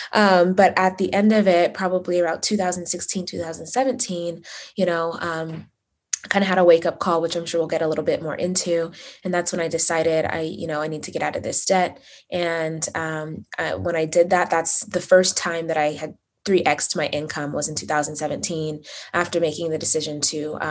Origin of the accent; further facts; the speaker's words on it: Las Vegas, Nevada, United States; also born or lived in Uganda; I was born in Uganda, but raised in Las Vegas